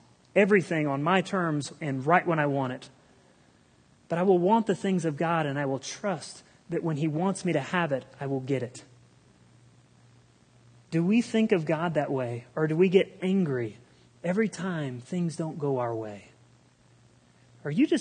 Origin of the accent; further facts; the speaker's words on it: Republic, United States; I grew up here in Republic